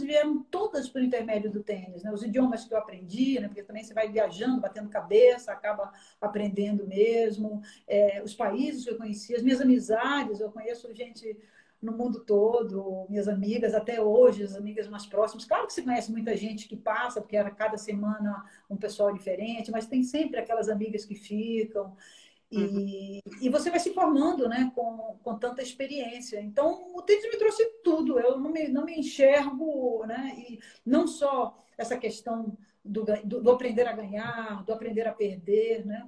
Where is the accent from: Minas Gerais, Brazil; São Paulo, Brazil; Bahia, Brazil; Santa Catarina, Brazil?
Bahia, Brazil; eu morava em frente à praia, sou baiana